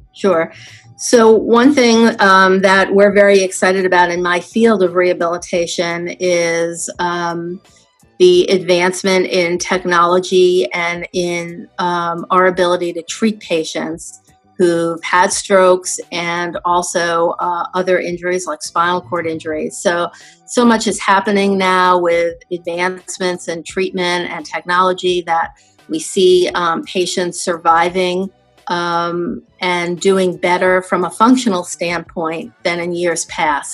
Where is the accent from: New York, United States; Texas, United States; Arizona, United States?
New York, United States; New York City; I grew up in New York City